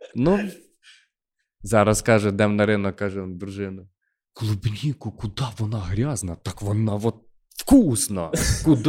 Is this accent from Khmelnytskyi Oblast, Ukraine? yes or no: yes; Khmelnytskyi Oblast, Ukraine; accent: surzhyk; А ми з Хмельницького. Ми говоримо з суржиком все життя. Жив в селі, народився в селі